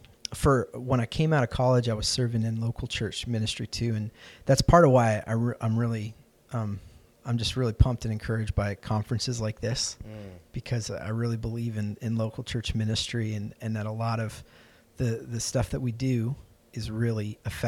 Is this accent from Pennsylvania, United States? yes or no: yes; Lancaster, Pennsylvania, United States; also born or lived in Chicago / Ohio; my family moved around a good bit when I was growing up, so I was born in Chicago, and we just started making a beeline east. So I was in Ohio for a little bit, and then we moved outside of Philadelphia to Lancaster, Pennsylvania.